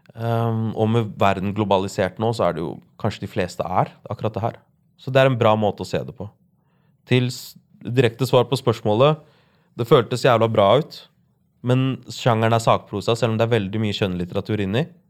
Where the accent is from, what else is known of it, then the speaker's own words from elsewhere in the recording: Larvik, Vestfold, Norway; jeg vokste opp i Larvik